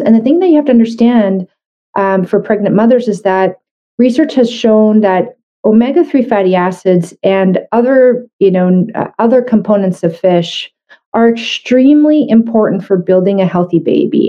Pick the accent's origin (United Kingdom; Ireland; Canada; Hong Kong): Canada; I'm a Canadian medical doctor